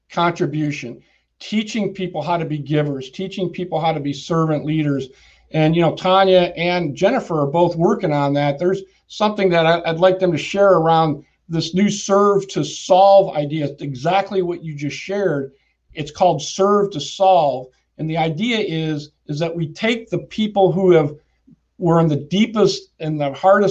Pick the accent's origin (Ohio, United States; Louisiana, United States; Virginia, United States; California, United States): California, United States; San Francisco; I was born in San Fran